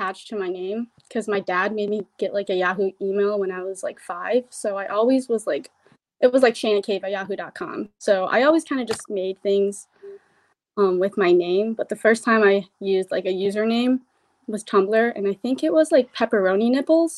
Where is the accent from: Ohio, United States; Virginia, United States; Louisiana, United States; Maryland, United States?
Virginia, United States; I'm an artist from Virginia